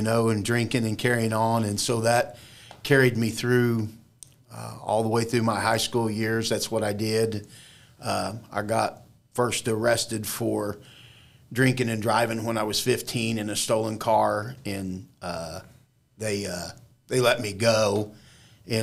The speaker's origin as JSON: {"language": "English", "town": "Springfield", "country": "United States", "tie": "born or raised there", "said": "I grew up in Springfield and over in the area that they call the Holler"}